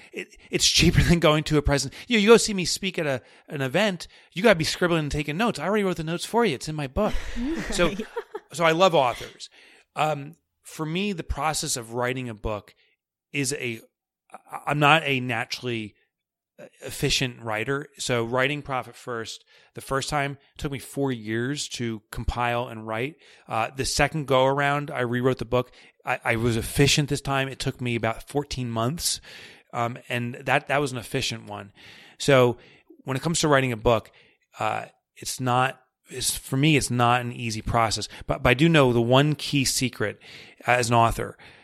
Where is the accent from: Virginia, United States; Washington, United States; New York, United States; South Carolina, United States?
New York, United States; accent: New York; And that's my New York accent.